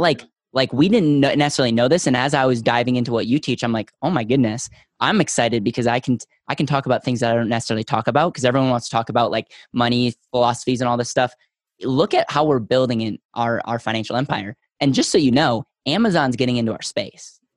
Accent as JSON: {"language": "English", "region": "Wisconsin", "country": "United States", "moved": "yes", "lives_now": "Denver, United States", "said": "I was originally from Wisconsin"}